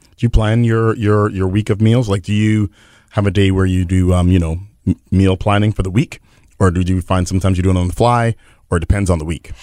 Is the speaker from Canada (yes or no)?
yes; Winnipeg, Manitoba, Canada; I'm totally from Winnipeg